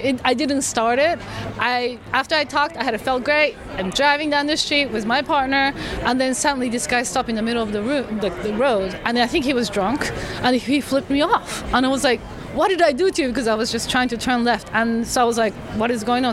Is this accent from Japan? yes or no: yes; Japan; I'm from Japan